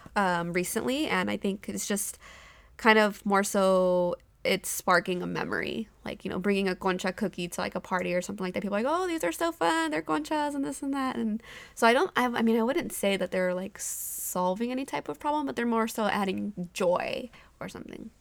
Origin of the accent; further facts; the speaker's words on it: Modesto, California, United States; also born or lived in Bay Area, California; I grew up in Modesto